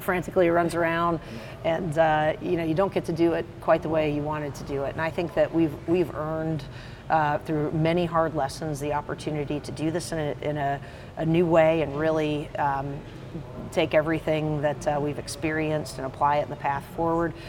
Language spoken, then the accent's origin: English; the Piedmont, North Carolina, United States; I grew up in the Piedmont